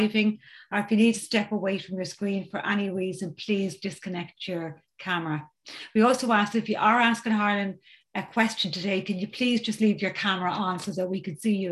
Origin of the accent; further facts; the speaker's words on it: County Dublin, Ireland; I'm from County Dublin in Ireland